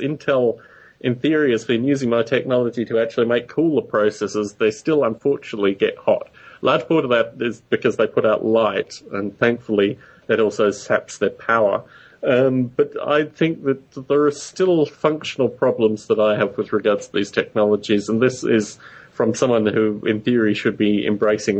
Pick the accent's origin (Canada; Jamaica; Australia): Australia; Canberra, Australian Capital Territory; where I grew up in Australia, there was a, it's the nation's capital